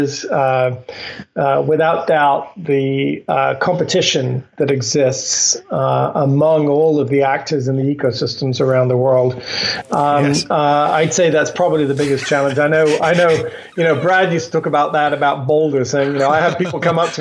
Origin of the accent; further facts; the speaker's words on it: England, United Kingdom; moved away; I grew up in England, so I have some strange expressions